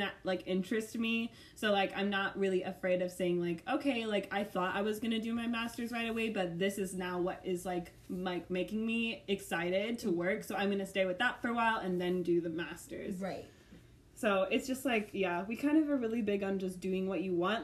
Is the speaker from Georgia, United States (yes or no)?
no; St. Louis, Missouri, United States; moved away as an adult; also born or lived in Ireland; now in Kansas City, United States; I'm from St. Louis, Missouri, and I spent like my whole life there up until college